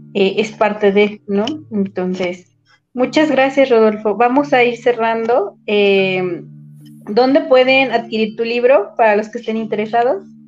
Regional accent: Mexico; somos mexicanos

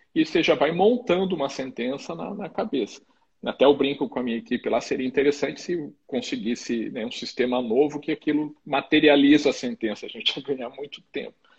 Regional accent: Curitiba, Paraná, Brazil; moved away as an adult; now in Mato Grosso do Sul, Brazil; sou formado pelo, lá no Paraná, sou de Curitiba

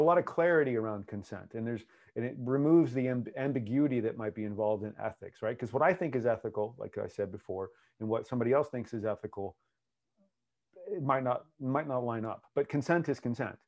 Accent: United States; accent: American; my American accent

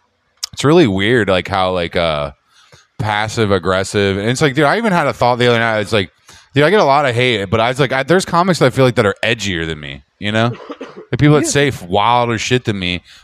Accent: Philadelphia, Pennsylvania, United States; now in Seattle, United States; I'm from Philly

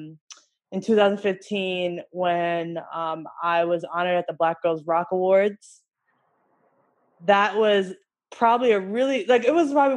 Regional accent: New York, United States; I'm from New York originally

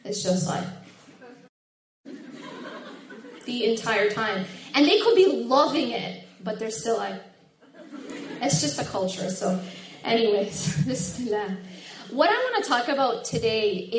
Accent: Madison, Wisconsin, United States; I grew up in Madison, which is just, you know, like 2.5 hours away

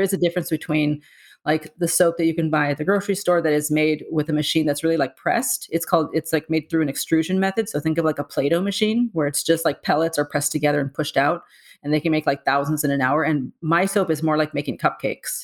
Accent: San Diego, California, United States; moved away as an adult; now in New York, United States; born and raised in San Diego, um, and I've been in New York for twenty years

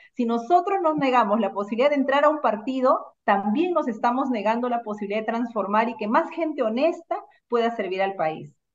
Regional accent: Lima, Peru; also born or lived in Ancash, Peru; Yo soy eh, natural de Ancash, he nacido allá, he vivido toda mi infancia allá y vine a Lima eh, a los seis años a estudiar a un barrio como Caraballo

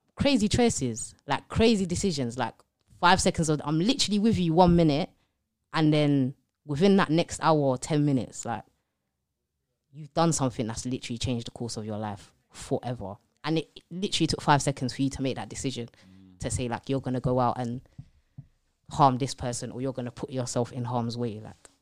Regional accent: London, United Kingdom; I grew up in East London, um, on a council estate, loads of siblings

